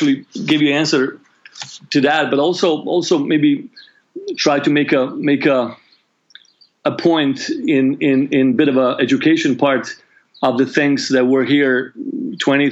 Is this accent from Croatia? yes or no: yes; Croatia; I grew up in Yugoslavia up until the age of 8. I was born in Yugoslavia, and the war broke out when I was 18, 1990.